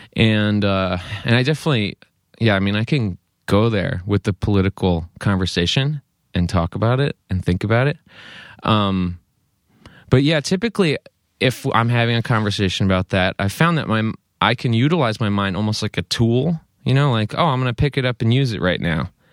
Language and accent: English; East Coast, United States; moved away as an adult; now in Chico, United States; growing up on the East Coast